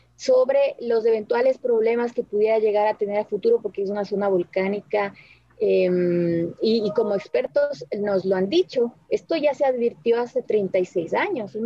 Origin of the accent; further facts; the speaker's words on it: Ecuador; somos los ecuatorianos